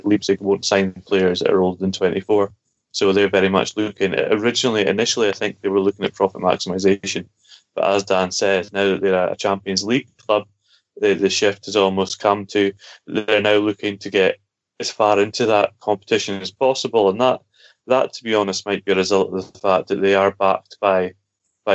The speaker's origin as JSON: {"language": "English", "region": "Scotland", "country": "United Kingdom", "said": "being Scottish"}